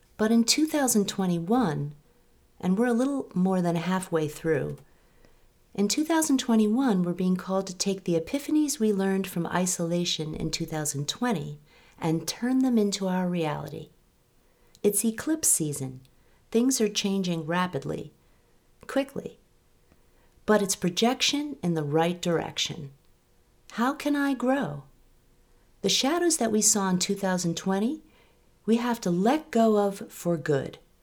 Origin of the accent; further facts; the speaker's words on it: New York, United States; now in Sudbury, United States; I live outside Boston with my family, and I'm originally from New York